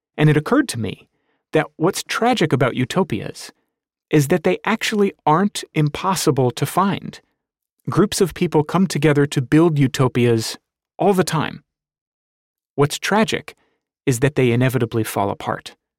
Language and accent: English; United States; Washington, D.C., just a few miles down the road from my hometown